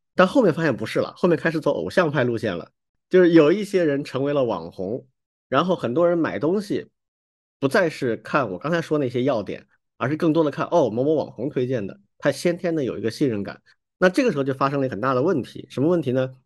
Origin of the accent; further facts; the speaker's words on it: China; 我们中国人不太会这样去思考问题